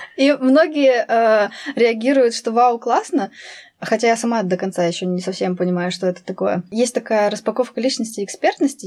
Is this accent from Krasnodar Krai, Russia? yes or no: no; Altai Krai, Russia; я вообще в Алтайском крае родилась. Вот сам процесс этот был а, в Алтайском крае.